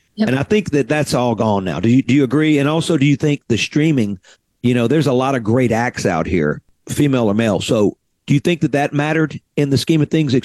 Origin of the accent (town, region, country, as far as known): Mississippi Delta, United States; born or raised there